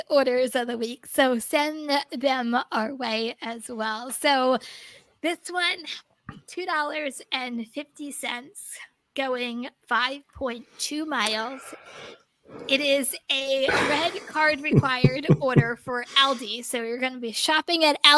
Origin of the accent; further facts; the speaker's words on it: New Jersey, United States; I'm from New Jersey. You should know I don't pronounce everything correctly